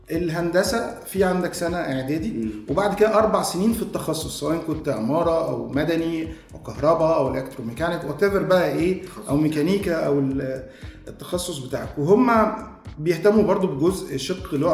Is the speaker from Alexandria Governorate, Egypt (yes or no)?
no; Heliopolis, Cairo Governorate, Egypt; born there; انا مواليد 1980 آه، من مواليد مصر الجديده